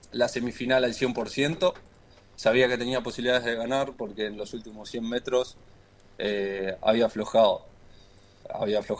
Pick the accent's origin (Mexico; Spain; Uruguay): Uruguay; Montevideo; De Montevideo, ahí.